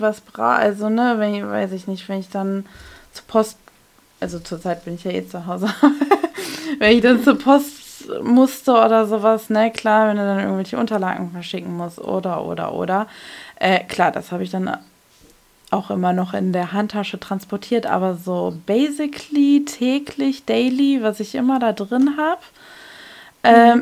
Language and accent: German; North Rhine-Westphalia, Germany; bei uns in NRW